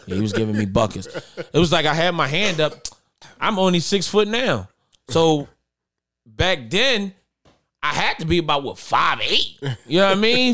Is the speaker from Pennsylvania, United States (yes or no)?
yes; Philadelphia, Pennsylvania, United States; I'm from North Philly